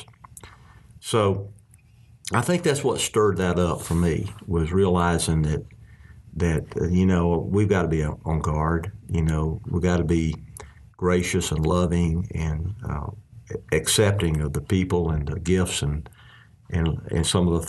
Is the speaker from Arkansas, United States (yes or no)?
yes; Arkansas, United States; we're from Arkansas